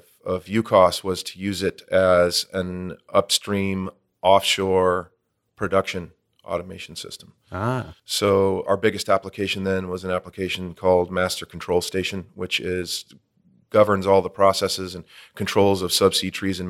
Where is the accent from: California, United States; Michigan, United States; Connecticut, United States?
California, United States; But I was born and raised in Orange County